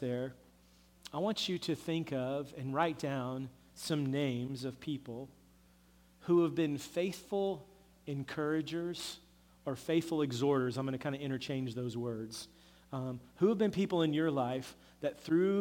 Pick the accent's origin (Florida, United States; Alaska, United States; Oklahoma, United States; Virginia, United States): Oklahoma, United States; growing up in Oklahoma